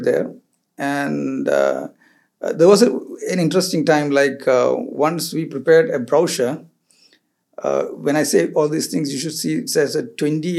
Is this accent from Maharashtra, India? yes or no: no; Kerala, India; moved away as an adult; also born or lived in Goa, India; now in Dubai, United Arab Emirates; I finally came back to my hometown, which is Kerala, home state, which is Kerala